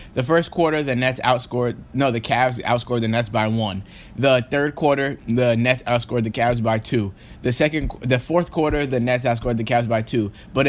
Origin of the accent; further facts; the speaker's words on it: New York, United States; We are from the tri-state area. We're both from New York.